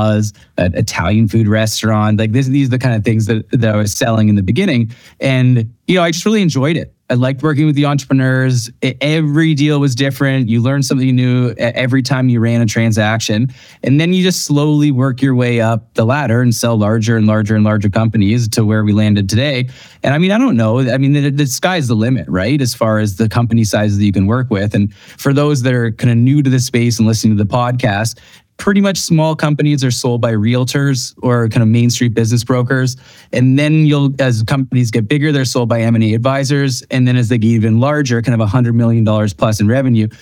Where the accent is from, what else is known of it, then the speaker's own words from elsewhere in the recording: outside of Toronto, Ontario, Canada; now in Revelstoke, Canada; I grew up outside of Toronto